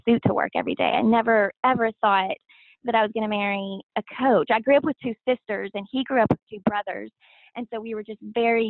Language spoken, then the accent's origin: English; Tyler, Texas, United States; I grew up in Tyler. So born and raised in Tyler, Texas.